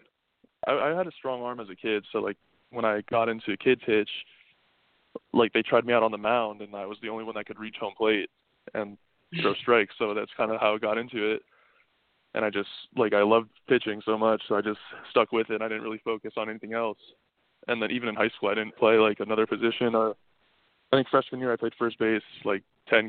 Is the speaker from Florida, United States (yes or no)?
yes; Plantation, Florida, United States; also born or lived in Old Bridge, New Jersey; I moved to South Florida when I was about 6 months old, and I've lived in that same house until now. Actually, like I still live in the same house that I've been growing up in. It's in Plantation